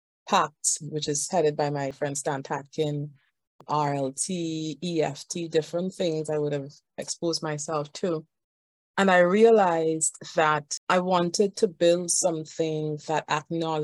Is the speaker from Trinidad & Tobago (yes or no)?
yes; Trinidad & Tobago; I am from Trinidad and Tobago